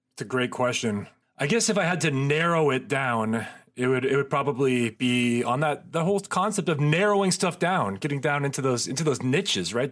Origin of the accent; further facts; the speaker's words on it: Marin, California, United States; I grew up in Marin